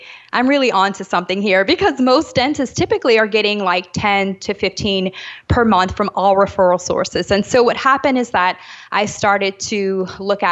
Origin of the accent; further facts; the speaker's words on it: New Orleans, Louisiana, United States; moved away as an adult; now in Jamaica; I'm actually from New Orleans. So I grew up in the States, but I am actually currently living in Jamaica